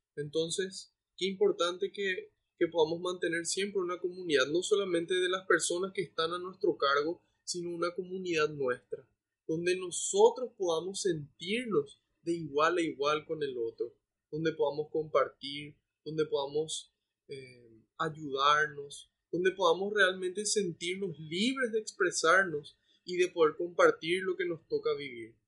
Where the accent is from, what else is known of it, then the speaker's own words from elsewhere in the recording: Paraguay; como iglesia paraguaya